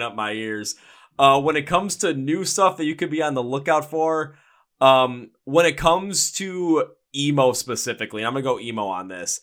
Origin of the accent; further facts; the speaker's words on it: Milwaukee, Wisconsin, United States; I am from Milwaukee